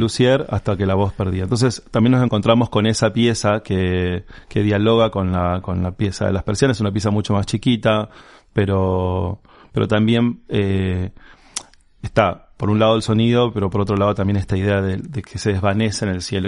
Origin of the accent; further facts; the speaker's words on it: Resistencia, Chaco, Argentina; yo haya nacido en la ciudad de Resistencia